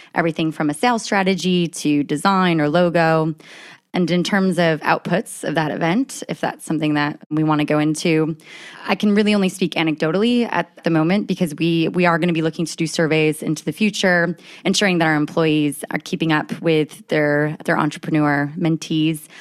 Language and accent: English; United States; accent: American; moved away as an adult; now in United Kingdom; As you can tell by my accent, I am an American that's living abroad, and I've been in the U K for about ten years.